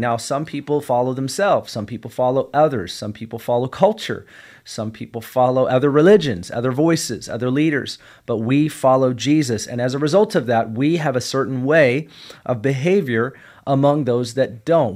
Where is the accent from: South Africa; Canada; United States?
United States; I'm a kingdom citizen first, and I'm an American second